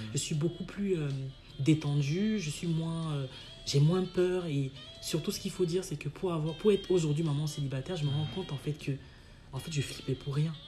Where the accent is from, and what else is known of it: Cameroon; moved away